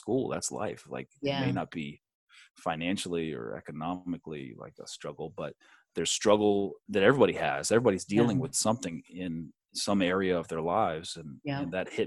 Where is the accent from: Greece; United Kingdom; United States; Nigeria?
United States; Hershey, Pennsylvania; also born or lived in Niagara Falls, New York / California; I grew up at Milton Hershey School